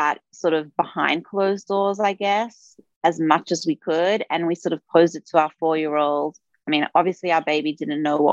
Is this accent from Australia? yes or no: yes; Australia; moved away; also born or lived in New York; I'm originally from Australia. However, we were living in New York for 10 years